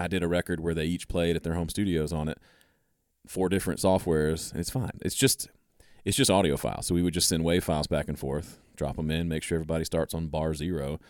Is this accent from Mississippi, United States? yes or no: yes; Mississippi, United States; moved away as an adult; also born or lived in Tennessee; I grew up in Mississippi